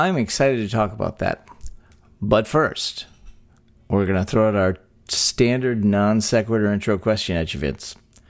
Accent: Texas, United States; born or raised there

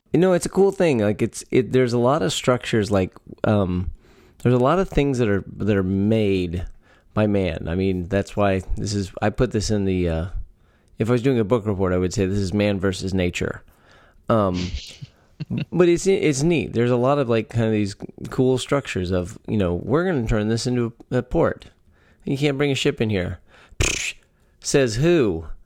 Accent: Texas, United States; born or raised there

